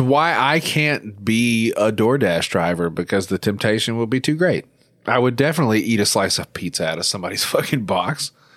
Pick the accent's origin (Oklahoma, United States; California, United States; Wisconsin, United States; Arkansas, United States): Arkansas, United States; my home state of Arkansas, where I ho, currently reside.